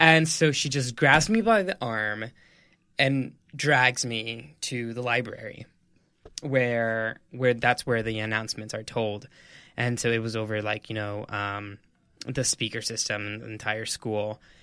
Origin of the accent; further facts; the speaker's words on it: El Paso, Texas, United States; moved away as an adult; now in New York City, United States; I'm a Mexican-American. I'm from El Paso, Texas